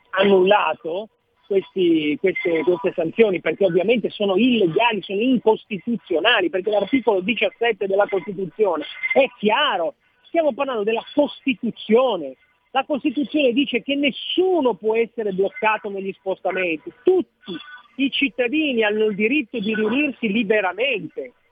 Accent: Genoa, Liguria, Italy; sono nato a Genova

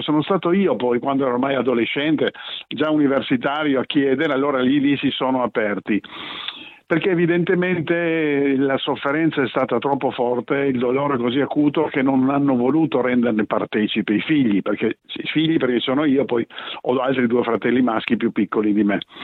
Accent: Trieste, Friuli-Venezia Giulia, Italy; io sono nato a Trieste, i miei genitori sono venuti via nel 1945, ognuno dal suo paese, si sono ritrovati qui a Trieste

